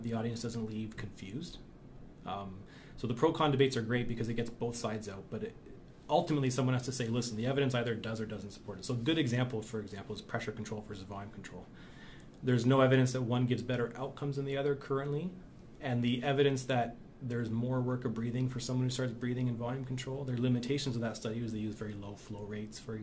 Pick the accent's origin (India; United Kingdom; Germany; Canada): Canada; as a Canadian